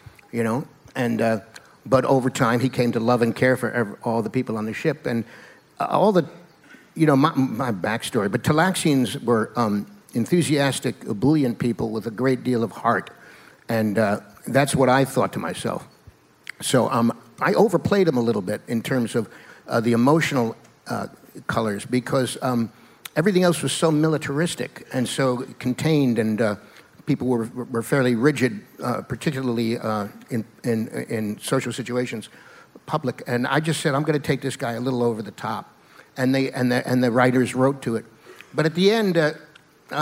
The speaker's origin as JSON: {"language": "English", "region": "New York", "country": "United States", "tie": "born or raised there", "said": "I grew up in New York, and I used to go down to the Greenwich Village when I was a young teen"}